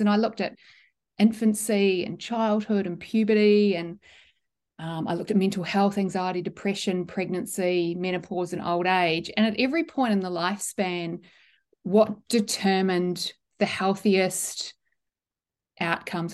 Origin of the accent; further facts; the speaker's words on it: New Zealand; the original Scottish pronunciation that I grew up with in New Zealand was Mackay